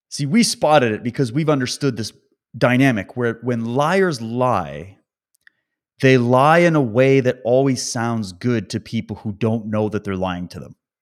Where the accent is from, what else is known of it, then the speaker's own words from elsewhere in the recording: Calgary, Alberta, Canada; moved away; also born or lived in British Columbia; I was born in Calgary, by the way, and that's where my, my mom's side of the family is